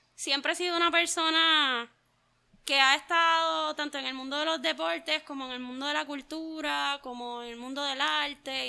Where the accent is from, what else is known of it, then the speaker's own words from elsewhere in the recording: Juncos, Puerto Rico; Yo soy de Juncos, original del pueblo de Juncos